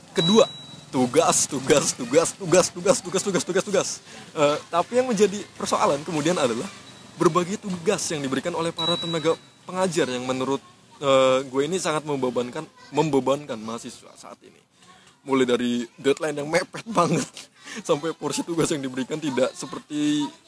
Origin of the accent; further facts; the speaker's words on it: Tangerang, Banten, Indonesia; moved away as an adult; also born or lived in Yogyakarta; gue asli Tangerang juga